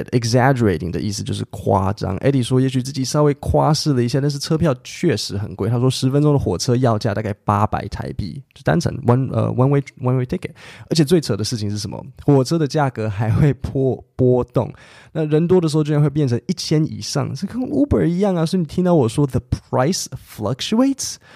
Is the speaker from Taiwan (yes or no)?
yes; Taipei, Taiwan; I grew up in Taipei